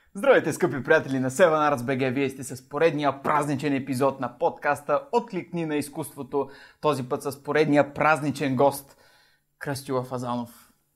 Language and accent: Bulgarian; Varna, Varna Province, Bulgaria; от Варна сме